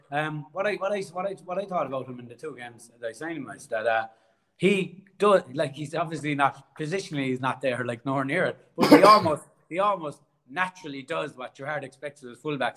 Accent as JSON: {"language": "English", "town": "Cork", "region": "Munster", "country": "Ireland", "accent": "Irish", "moved": "as an adult", "lives_now": "Australia"}